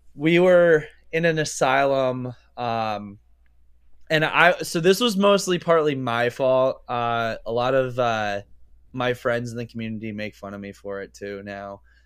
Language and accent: English; Pennsylvania, United States